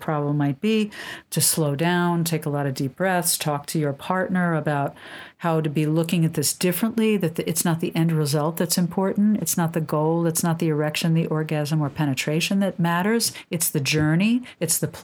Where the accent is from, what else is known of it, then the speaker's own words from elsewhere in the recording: New York City, New York, United States; I'm born and raised in Manhattan